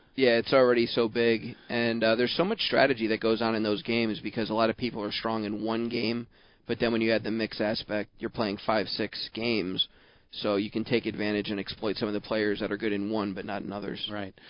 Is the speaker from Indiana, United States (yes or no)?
no; Baltimore, Maryland, United States; I grew up in Baltimore